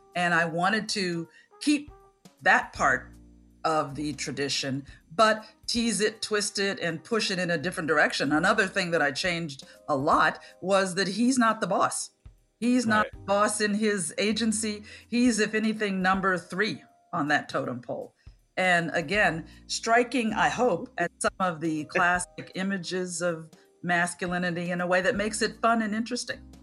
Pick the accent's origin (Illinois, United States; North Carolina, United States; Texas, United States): Illinois, United States; Chicago; I grew up in Center City, Chicago